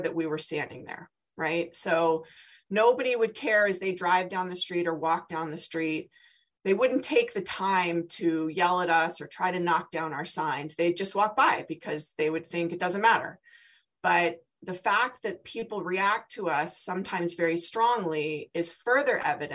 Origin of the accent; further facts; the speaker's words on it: San Diego, California, United States; now in Philadelphia, United States; I'm from San Diego.